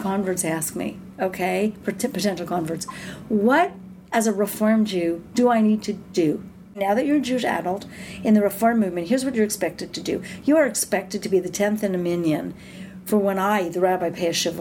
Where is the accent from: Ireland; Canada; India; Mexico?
Canada; We're Canadian